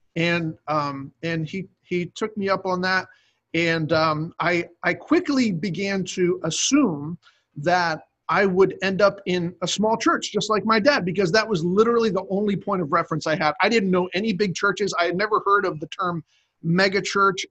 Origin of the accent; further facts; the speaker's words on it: Cape May, New Jersey, United States; moved away as an adult; also born or lived in New York; now in Virginia, United States; that's where I grew up in Cape May, New Jersey, and my dad was a pastor there